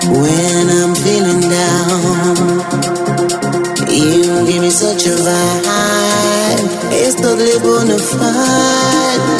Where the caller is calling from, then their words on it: Almanza, Castile and León, Spain; buenas noches, Kike Yuri. … de Almanza y me gustaría escuchar